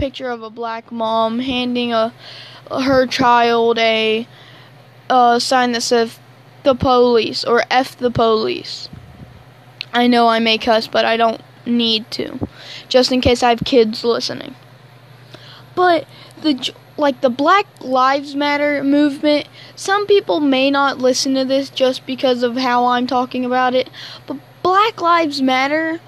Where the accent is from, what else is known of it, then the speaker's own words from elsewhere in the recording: Alabama, United States; I'm from Alabama, so I'm a country kid.